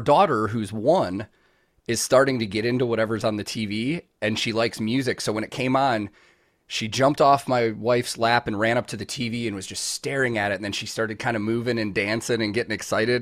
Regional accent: Chicago, Illinois, United States; growing up in Chicago

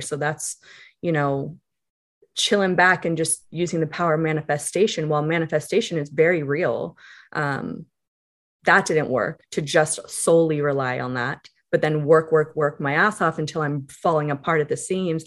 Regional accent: Calabasas, California, United States; growing up in Calabasas

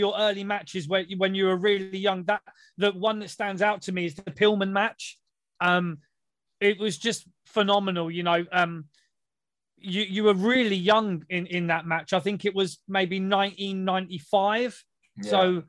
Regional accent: United Kingdom; Obviously, being British, we learn all those kind of moves

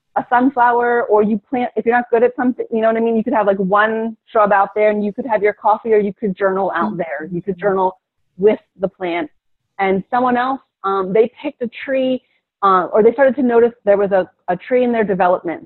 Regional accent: Philadelphia, Pennsylvania, United States; moved away; also born or lived in Hawaii; I'm from Philadelphia

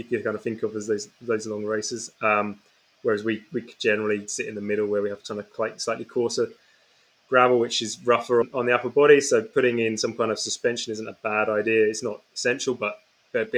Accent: England, United Kingdom; also born or lived in Canada / New Zealand / France; now in Scotland, United Kingdom

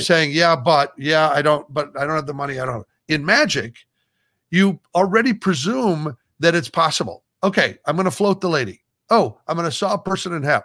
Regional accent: Omaha, Nebraska, United States; moved away as an adult; also born or lived in Los Angeles; being from Nebraska

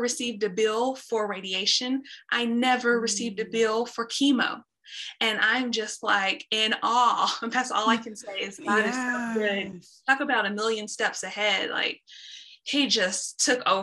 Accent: Dallas, Texas, United States; I'm born and raised in Dallas, Texas

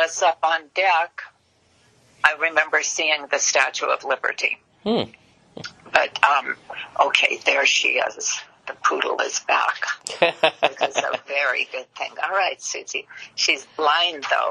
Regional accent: Los Angeles, California, United States; English is a second language; also born or lived in Germany / Lowell, Massachusetts; I was born in Germany, but I was raised in Hollywood.

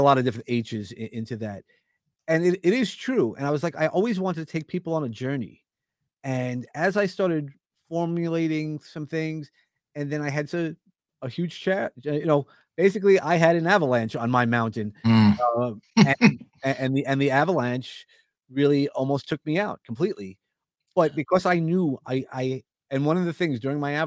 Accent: New York City, New York, United States; accent: New York; I'm a New Yorker, grew up in Brooklyn, or at least a lot of my life in Brooklyn

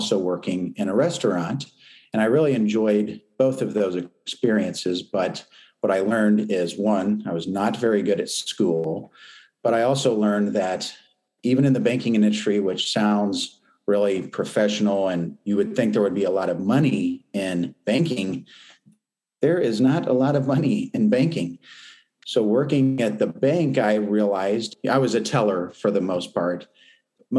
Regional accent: Champaign, Illinois, United States; I grew up in North Champaign in Dobbins Downs, on Dobbins Street

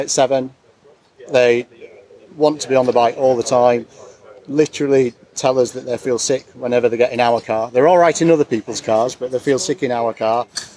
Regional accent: Harrogate, Yorkshire and the Humber, United Kingdom; I'm from Harrogate.

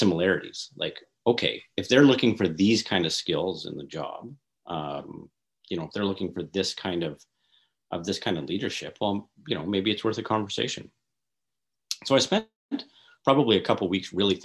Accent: Northern Alberta, Canada; I'm from Northern Alberta

